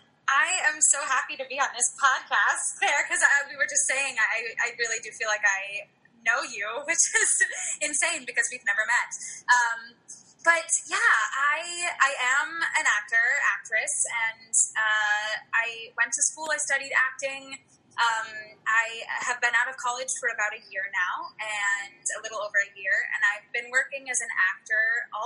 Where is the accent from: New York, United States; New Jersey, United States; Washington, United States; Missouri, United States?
New York, United States; around New York City, United States; although I do live in New York City. That's what I say, but I'm kind of all over the place. And I grew up around New York City, so that definitely adds to the feeling of home.